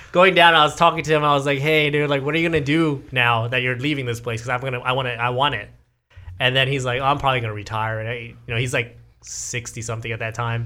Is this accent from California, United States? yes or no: yes; Garden Grove, California, United States; this is my hometown, like, this Garden Grove, Fountain Valley, Westminster area